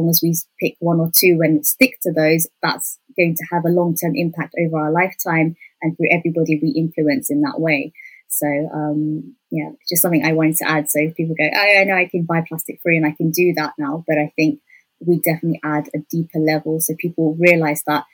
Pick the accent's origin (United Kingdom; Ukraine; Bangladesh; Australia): United Kingdom; we're all British born